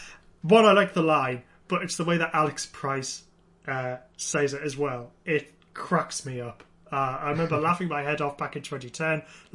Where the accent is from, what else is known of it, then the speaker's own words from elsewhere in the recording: United Kingdom; Yeah, being British, it was just like, why are they reacting so weirdly to the rain, freaks?